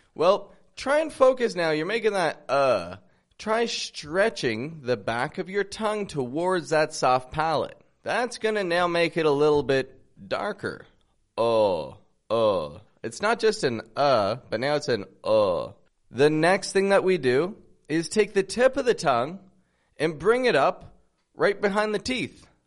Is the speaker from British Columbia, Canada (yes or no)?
no; Toronto, Ontario, Canada; I'm from Toronto, Canada